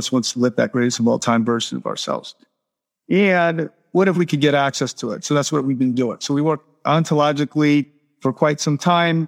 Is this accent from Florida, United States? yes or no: yes; Miami, Florida, United States; moved away as an adult; now in Playa del Carmen, Mexico; I'm from Miami originally.